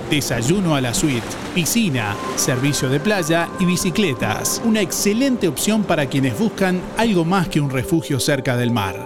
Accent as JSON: {"language": "Spanish", "region": "Rocha", "country": "Uruguay", "said": "de donde yo vengo, que es de Rocha"}